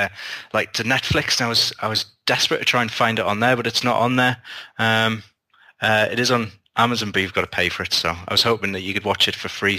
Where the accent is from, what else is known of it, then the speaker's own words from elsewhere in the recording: United Kingdom; being a British sci-fi author